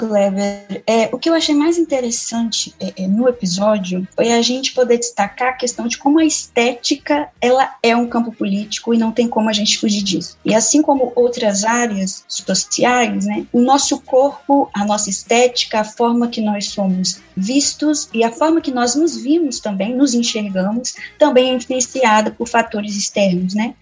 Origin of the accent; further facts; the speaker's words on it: Espírito Santo, Brazil; eu sou estudante de História pela Universidade Federal do Espírito Santo, capixaba